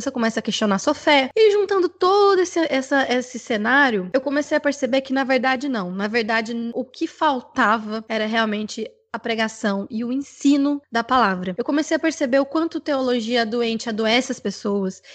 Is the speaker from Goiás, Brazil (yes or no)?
yes; Goiânia, Goiás, Brazil; moved away as an adult; now in Atlanta, United States; a sede é em Goiânia, que é a minha cidade natal